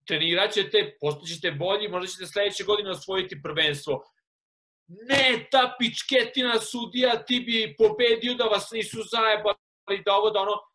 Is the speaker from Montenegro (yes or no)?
no; Serbia; moved away; sam odrastao u Srbiji u kojoj je sve takmičenje.